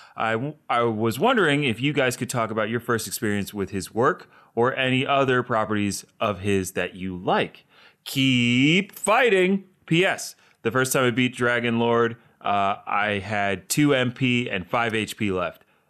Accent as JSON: {"language": "English", "region": "Delaware", "country": "United States", "said": "I'm from Delaware"}